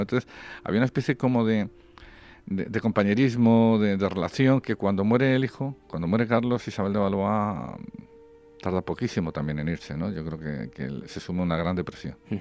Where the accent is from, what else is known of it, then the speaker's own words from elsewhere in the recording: Spain; como español